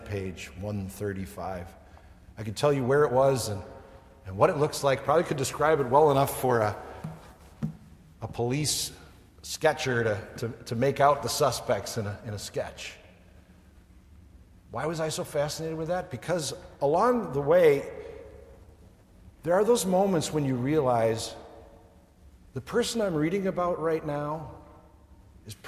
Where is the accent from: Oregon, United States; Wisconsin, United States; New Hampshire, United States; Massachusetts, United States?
Wisconsin, United States; moved away as an adult; also born or lived in central Indiana; I was a Wisconsin boy